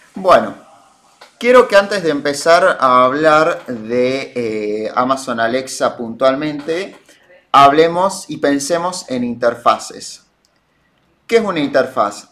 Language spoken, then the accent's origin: Spanish; Argentina; nosotros con nuestros che y nuestros muletillas hablamos raro, los argentinos